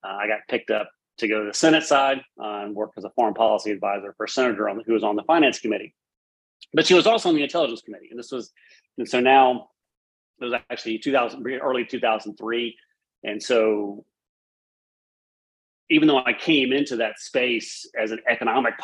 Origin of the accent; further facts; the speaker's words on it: United States; as an American who's lived abroad